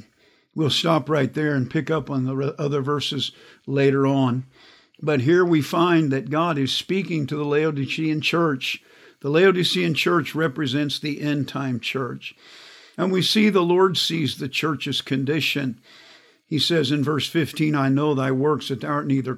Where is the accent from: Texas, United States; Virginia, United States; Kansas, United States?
Kansas, United States; I grew up in Kansas.